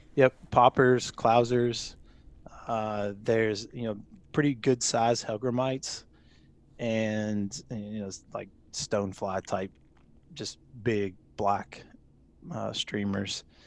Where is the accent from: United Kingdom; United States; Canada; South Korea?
United States; Louisville, Kentucky; also born or lived in Lexington, Kentucky; I grew up in Louisville, Kentucky